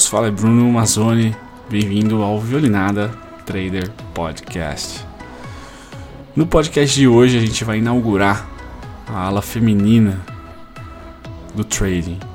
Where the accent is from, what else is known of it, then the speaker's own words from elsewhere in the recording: Campinas region, Jundiaí, São Paulo, Brazil; now in Caxias do Sul, Brazil; ambos somos da região de Campinas, uh, Jundiaí